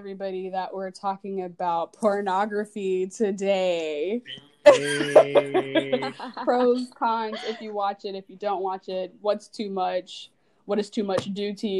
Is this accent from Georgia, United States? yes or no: yes; Georgia, United States; I'm from Georgia.